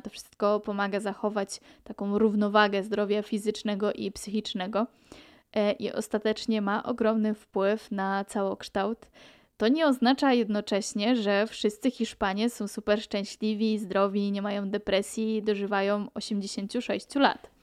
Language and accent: Polish; Pomeranian Voivodeship, Poland; moved away as an adult; now in Majorca, Spain; pochodzę z Polski, z Pomorza, z nadmorza